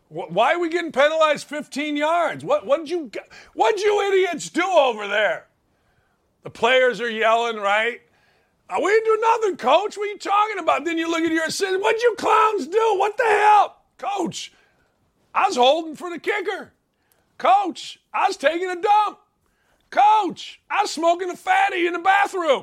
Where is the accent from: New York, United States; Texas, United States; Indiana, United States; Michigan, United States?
Indiana, United States; Gary; I grew up in Gary, Indiana